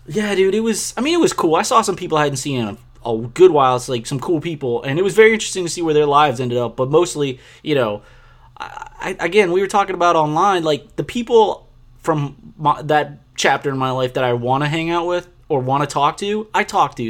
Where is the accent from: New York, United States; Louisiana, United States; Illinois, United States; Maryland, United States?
Louisiana, United States; New Orleans; I'm from New Orleans